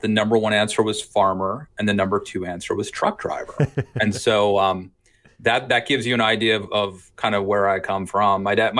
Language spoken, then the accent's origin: English; Wolfsville, Maryland, United States; I'm from Wolfsville, which is between Frederick and Hagerstown.